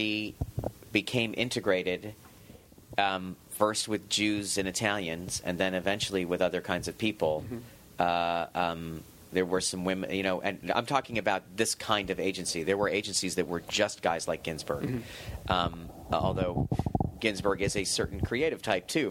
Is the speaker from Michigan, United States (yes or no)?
no; Los Angeles, California, United States; I'm from Hancock Park